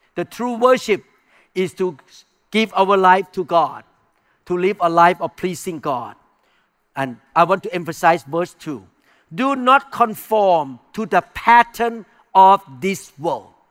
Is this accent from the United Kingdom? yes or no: no; Thailand; English is a second language; moved away; I came from non-Christian background. I came from Buddhism. I came from Thai culture.